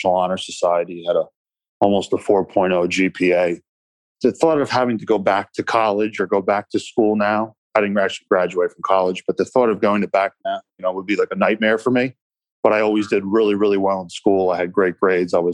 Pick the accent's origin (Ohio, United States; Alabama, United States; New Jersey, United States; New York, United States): New Jersey, United States; Matawan; I grew up in Matawan, New Jersey, which is kind of the start of the Jersey Shore. It's the central Jersey